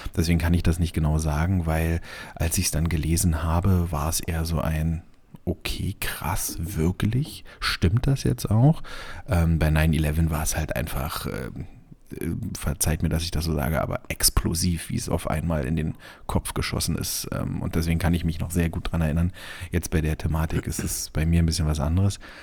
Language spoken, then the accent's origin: German; Germany; als Deutscher